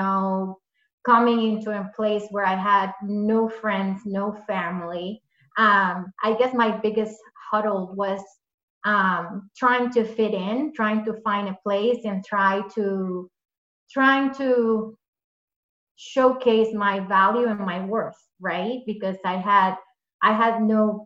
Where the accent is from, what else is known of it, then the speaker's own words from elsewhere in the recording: Puerto Rico; moved away as an adult; now in Massachusetts, United States; where I grew up, I'm from Puerto Rico